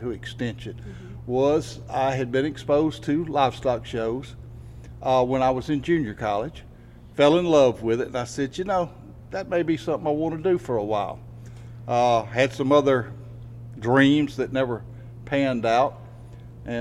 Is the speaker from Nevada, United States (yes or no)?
no; Jackson, Louisiana, United States; moved away as an adult; also born or lived in Mississippi; I was actually raised up in East Feliciana Parish